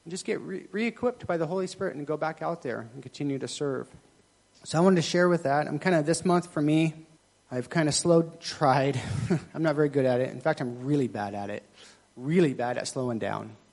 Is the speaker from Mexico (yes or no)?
no; Thailand; I'm Thai, so my family's Buddhist, but I'm not really kind of Buddhist. I just, you know, I was raised in Thailand, so that's kind of what I am.